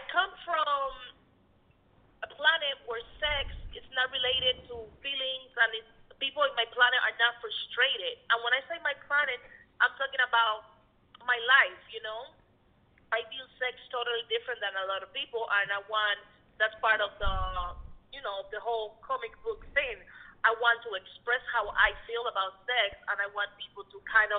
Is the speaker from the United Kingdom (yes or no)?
no; Cuba; now in United States; I was born in Cuba